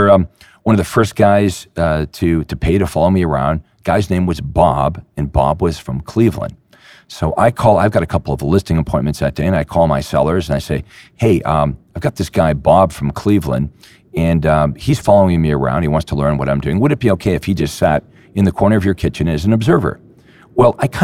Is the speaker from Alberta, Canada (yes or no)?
no; Toronto, Ontario, Canada; my hometown in Toronto